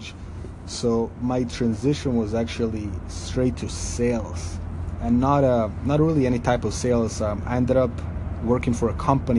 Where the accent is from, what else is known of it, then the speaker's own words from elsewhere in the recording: Belgrade, Serbia; moved away as an adult; now in United States; I grew up in Belgrade, capital of Serbia